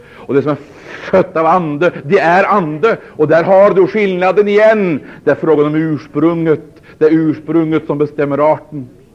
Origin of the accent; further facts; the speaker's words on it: Sweden; Vi är födda i Sverige. Vi har medborgarskap